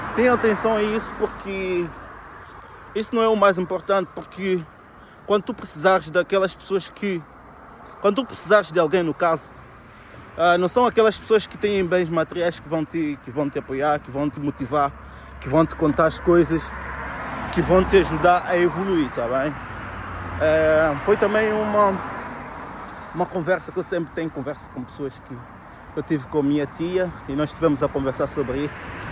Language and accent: Portuguese; Viseu, Portugal; moved away; eu cresci, estudei em Viseu